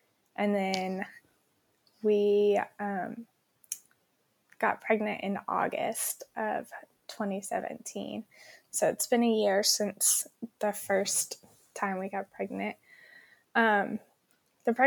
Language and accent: English; Oklahoma, United States; moved away as an adult; also born or lived in Stillwater, Oklahoma; now in Albany, United States; we both grew up in Oklahoma